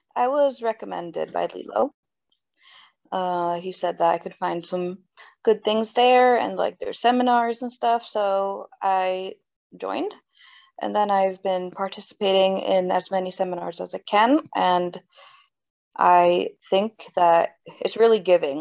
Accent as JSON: {"language": "English", "region": "New Jersey", "country": "United States", "tie": "born or raised there", "also_born_or_lived": "Sweden", "said": "I'm born and raised in New Jersey"}